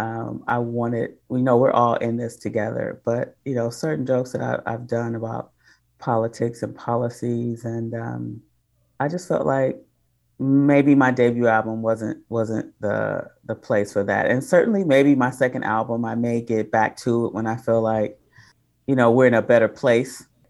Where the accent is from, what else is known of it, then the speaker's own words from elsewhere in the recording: Detroit, Michigan, United States; moved away; also born or lived in Oakland; I'm originally from Detroit, but I started my comedy career in Oakland.